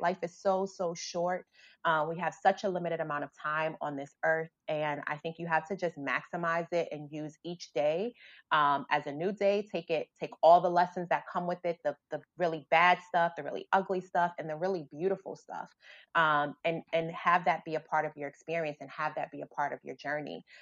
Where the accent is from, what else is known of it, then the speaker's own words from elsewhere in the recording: New York City, New York, United States; I grew up in the South Bronx